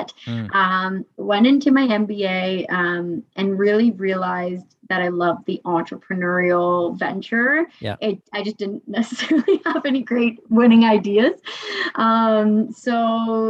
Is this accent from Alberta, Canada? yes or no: no; greater Toronto area, Ontario, Canada; also born or lived in Kingston, Ontario / Australia; So I'm from Toronto. Same with my co-founder. Well, we're both from just outside of the city, but in and around the greater Toronto area.